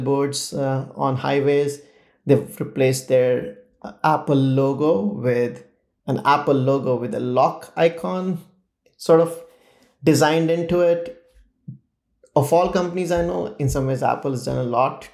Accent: India; growing up in India

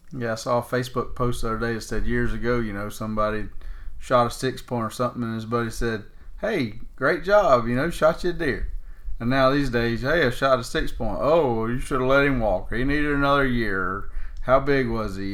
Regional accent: Florida, United States; growing up in Florida

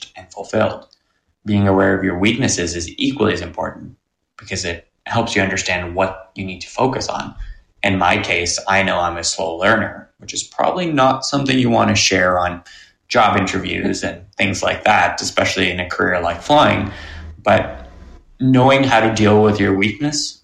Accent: near Toronto Pearson, Ontario, Canada; my house growing up near Toronto Pearson

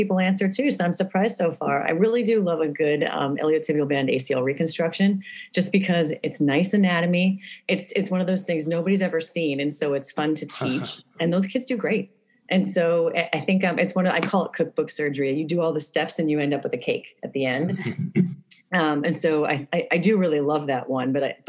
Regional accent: Delaware, United States; now in New York City, United States; I grew up in Delaware

